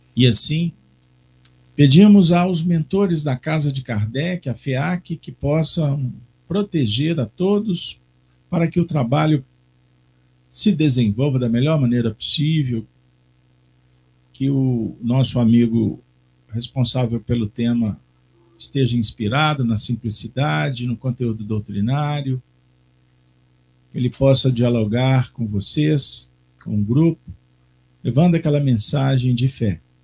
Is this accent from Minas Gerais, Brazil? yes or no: yes; Minas Gerais, Brazil; como bons mineiros, que não podemos deixar de ser